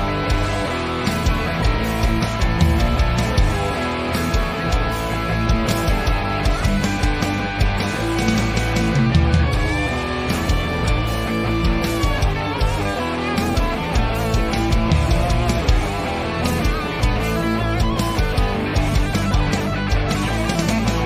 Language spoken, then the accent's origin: English; Ireland; here in Ireland